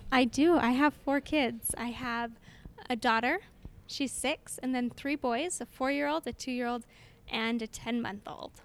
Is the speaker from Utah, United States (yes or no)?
yes; Orem, Utah, United States; I am from Orem, which is just next door neighbors to Provo and born and raised in Orem